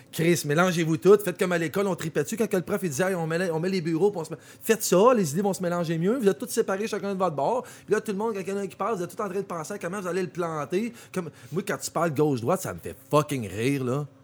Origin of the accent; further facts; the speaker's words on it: Quebec, Canada; puis les Québécois, on est vraiment spécial.